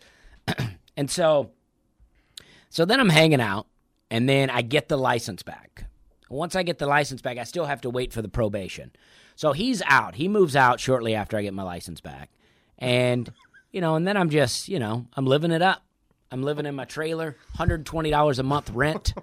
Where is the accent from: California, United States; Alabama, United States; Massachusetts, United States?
Alabama, United States; Opelika; moved away as an adult; also born or lived in Charleston, South Carolina; I grew up in Opelika, and my parents almost never traveled